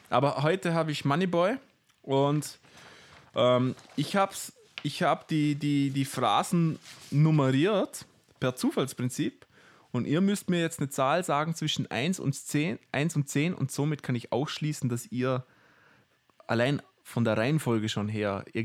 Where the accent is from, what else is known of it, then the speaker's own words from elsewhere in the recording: Austria; uns als Österreicher, glaube ich, gar nicht so bewusst.